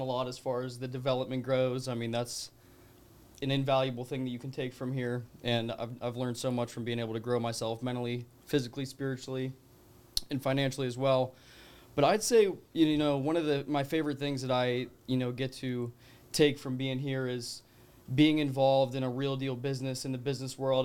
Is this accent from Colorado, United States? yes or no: yes; Colorado, United States; moved away; I'm originally from Colorado